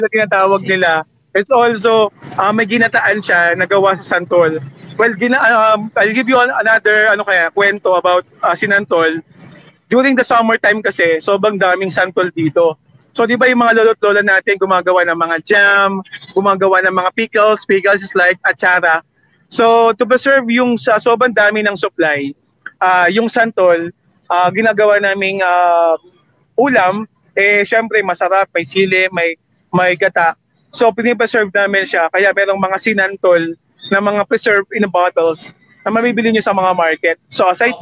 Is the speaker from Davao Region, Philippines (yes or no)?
no; Manila, Metro Manila, Philippines; also born or lived in Bicol Region (ancestry); bilang may dugong Bicolano even though ako lumaki sa Manila